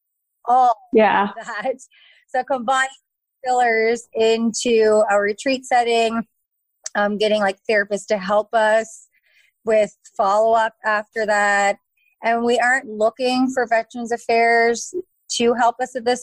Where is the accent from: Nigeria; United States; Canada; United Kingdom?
Canada; Lunenburg, Nova Scotia; also born or lived in Cape Breton Island, Nova Scotia / Fredericton, New Brunswick; I'm from Lunenburg, Nova Scotia